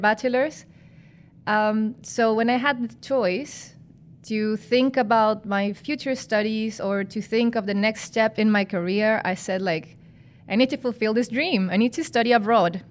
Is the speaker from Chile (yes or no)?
yes; Chile; moved away as an adult; now in Netherlands; I come from Chile, I come from South America